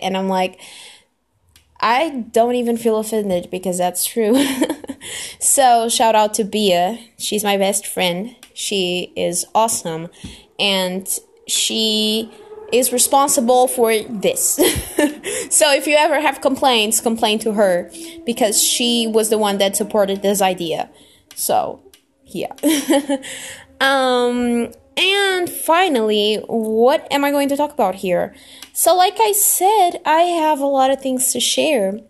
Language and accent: English; Lisbon, Portugal; I am Portuguese. Yeah, I'm from Lisbon, which is the capital